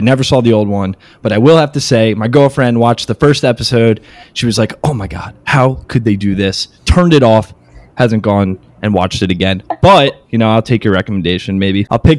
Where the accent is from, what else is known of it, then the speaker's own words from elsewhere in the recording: New York City, New York, United States; I'm from New York City. I went to the University of Maryland.